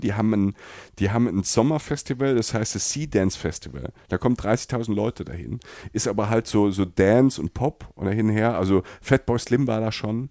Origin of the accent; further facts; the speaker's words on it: Germany; für uns Deutsche